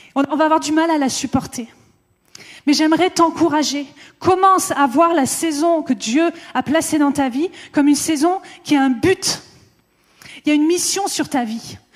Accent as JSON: {"language": "French", "country": "France", "said": "en tant que Français"}